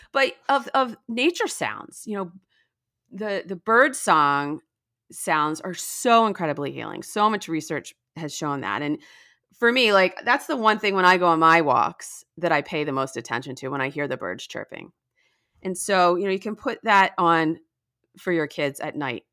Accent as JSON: {"language": "English", "region": "New Jersey", "country": "United States", "tie": "born or raised there", "also_born_or_lived": "Washington, D.C.", "moved": "as an adult", "lives_now": "Palm Beach County, Florida, United States", "said": "I grew up in New Jersey"}